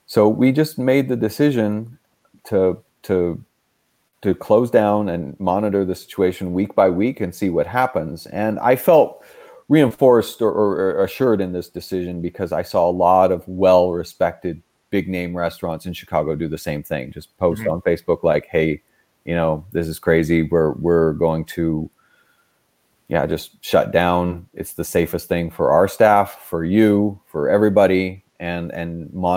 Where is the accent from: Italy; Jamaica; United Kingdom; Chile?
Italy; Rome, Lazio; now in United States; I'm American, but I grew up in Rome